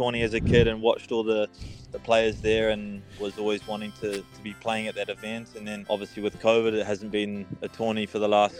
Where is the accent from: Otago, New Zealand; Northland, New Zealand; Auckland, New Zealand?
Auckland, New Zealand; born or raised there; moved away